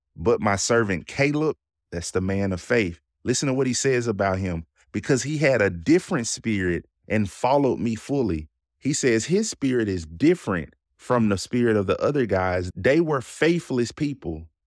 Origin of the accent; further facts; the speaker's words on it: Jackson, United States; I live and grew up in the city of Jackson. I grew up in South Jackson